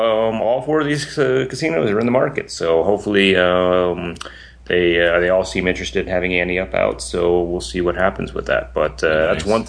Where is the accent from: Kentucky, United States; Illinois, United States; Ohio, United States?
Ohio, United States; Columbus; moved away as an adult; now in Tampa Bay, United States; I'm like, originally from Columbus, but now I'm in Florida